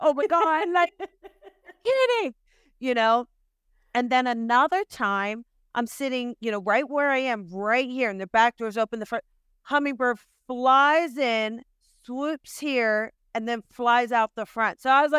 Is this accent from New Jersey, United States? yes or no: yes; New Jersey, United States; I am from Jersey and born this way.